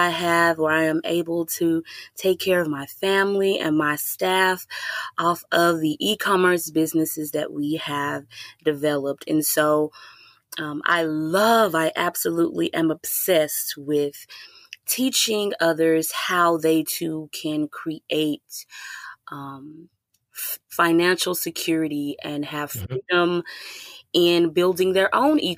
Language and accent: English; Houston, Texas, United States; also born or lived in Atlanta; I had a home in Houston as well, because that's my hometown.